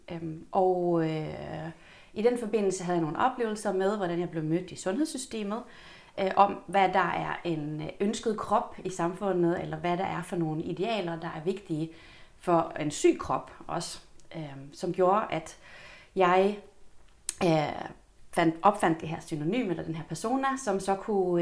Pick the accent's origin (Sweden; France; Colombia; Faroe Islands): Sweden; Helsingborg, Skåne; moved away as an adult; now in Copenhagen, Denmark; Jeg kommer fra Sverige oprindeligt. Ja men har boet her eller i København i 21 år til sommer. Kommer fra Helsingborg